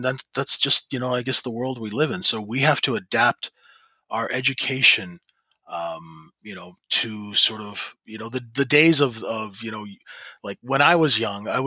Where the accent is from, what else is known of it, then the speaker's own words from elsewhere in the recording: Canada; I'm a Canadian